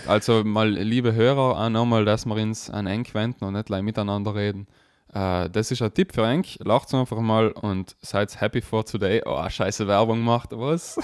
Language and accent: German; South Tyrol, Trentino-Alto Adige, Italy; bei uns in Südtirol